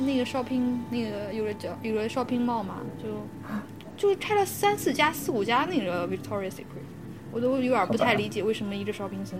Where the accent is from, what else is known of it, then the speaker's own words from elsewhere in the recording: China; moved away; 可能中国人，就我们从小受到的那种教育，